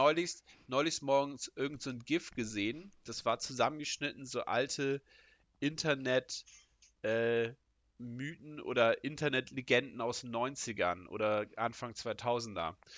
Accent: Northern Germany, Germany; ich bin Norddeutscher

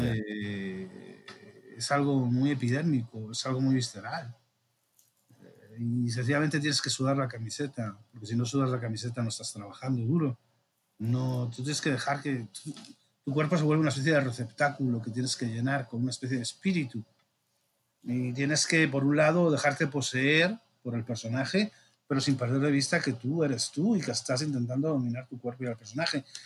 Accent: Region of Murcia, Spain; moved away as an adult; now in Mexico; mi tierra chica, Murcia

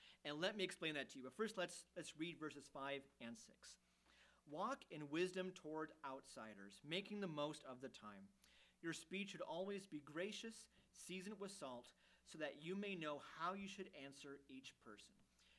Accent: Germany; Even growing up in Germany, which is farther east than here, but still in a Western culture, we never really faced persecution.

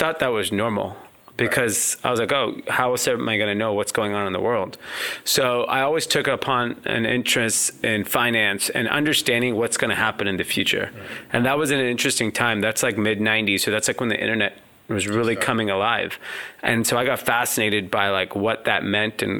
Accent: Los Angeles, California, United States; I grew up in Southern California in a suburb out of L.A. called Granada Hills

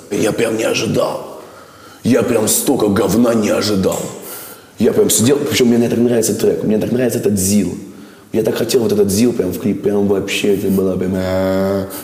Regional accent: Moscow, Russia; Я москвич, угу. я люблю свой город.

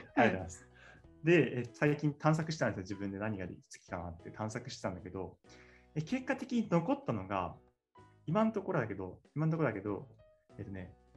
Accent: Tottori, Japan; moved away as an adult; now in Tokyo, Japan; 僕も鳥取出身で、そうね、高校であの同じだった

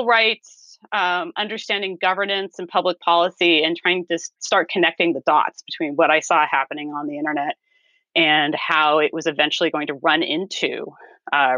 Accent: California, United States; as a Californian, when I went out to Washington, D.C., I discovered that I was not an East Coast person. I was very much a Californian

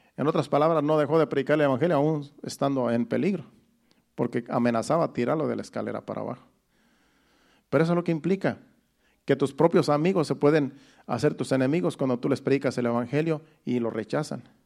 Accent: Mexico; moved away; de mi pueblo, de mi rancho más bien, porque soy de un rancho allá en México

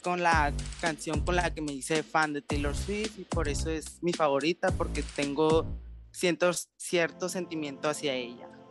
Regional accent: Sonora, Mexico; soy de Sonora, México.

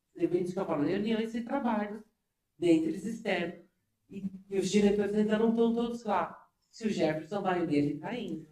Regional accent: São Paulo, Brazil; eu sou de São Paulo mesmo

